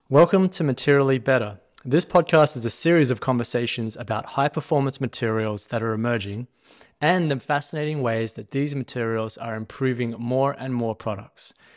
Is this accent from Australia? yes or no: yes; Australia; accent: Australian; now in Austin, United States; my accent is actually Australian, but I do now live in Austin, Texas